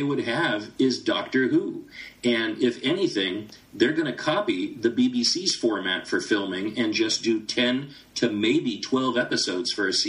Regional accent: United States; as an American

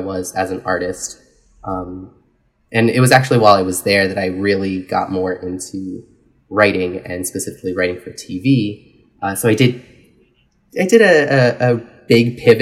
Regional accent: New York City, New York, United States; now in Los Angeles, United States; I grew up in New York City, but I grew up on Staten Island, which is sort of the most far removed of the five boroughs.

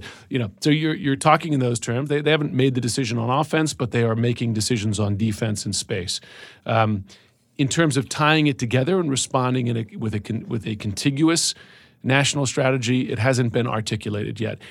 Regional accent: United States; as an American

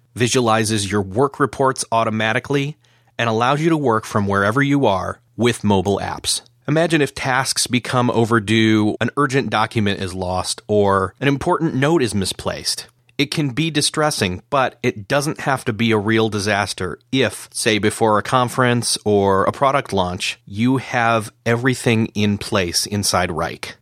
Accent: New York, United States; accent: flat, un-American, bland accent from America; moved away; I grew up in New York, state of New York

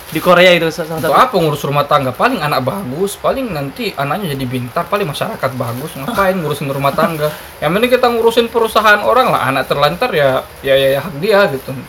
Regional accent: Indonesia; saya kayak gini di kampung saya dulu kayak gini kampung saya itu termasuk tentu. kampung yang sangat islami basisnya kahar muzakar tokoh kahar zakar kan

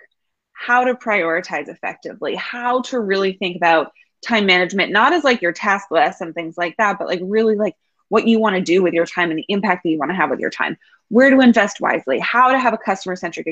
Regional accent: New York City, New York, United States; I'm born and raised New Yorker

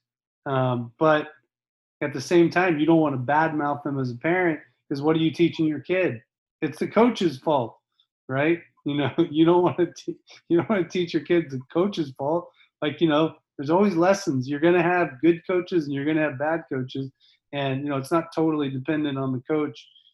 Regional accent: United States

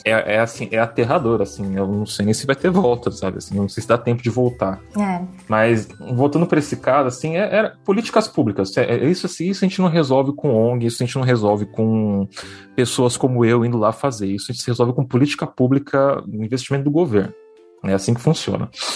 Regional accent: Peruíbe, São Paulo, Brazil; eu sou de São Paulo, né, eu nasci em São Paulo, daí eu, só que a maior acho, parte da minha infância eu morei em Peruíbe

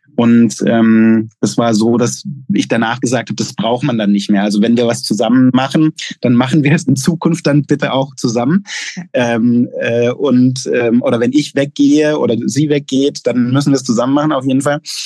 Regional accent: Gaggenau, Baden-Württemberg, Germany; moved away as an adult; also born or lived in Pforzheim / Mexico / Chile / United States; ich bin in Gaggenau aufgewachsen, in der Nähe von Bühl

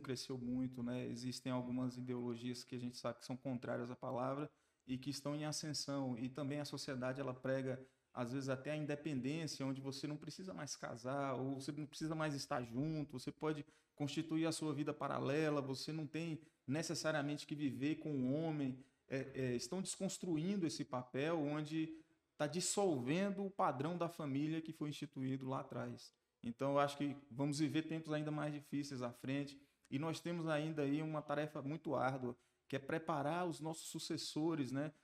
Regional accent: Barreiras, Bahia, Brazil; also born or lived in Riachão das Neves, Bahia; Nasci em Riachão, mas vim para Barreiras com 9 anos de idade. E aqui estou, ao longo do tempo, desenvolvendo uma trajetória profissional, formei minha família aqui, me estruturei, até me considero barreirense

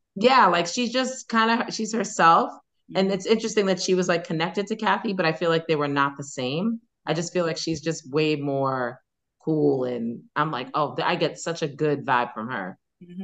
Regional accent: New York City, New York, United States; I grew up on Staten Island

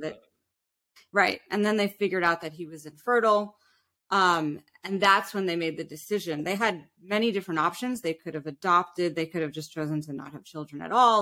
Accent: New York City, New York, United States; we were definitely middle class growing up in New York City. We had this beautiful little island that we lived on called Roosevelt Island

